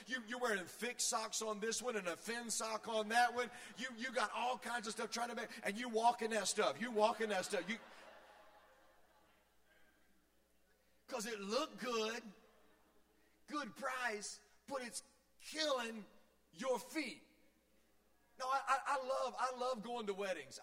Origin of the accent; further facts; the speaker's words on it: Virginia, United States; moved away; I grew up in Virginia